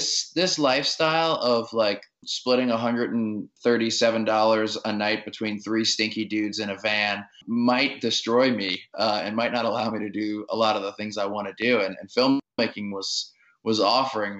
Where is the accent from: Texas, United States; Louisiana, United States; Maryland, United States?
Louisiana, United States; New Orleans; I grew up in New Orleans in the suburbs